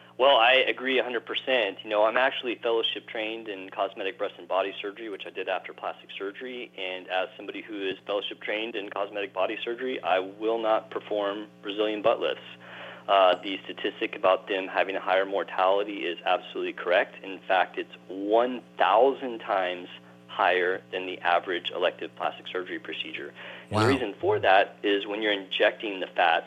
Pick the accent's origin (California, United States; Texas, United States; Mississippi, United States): Texas, United States; I grew up in Texas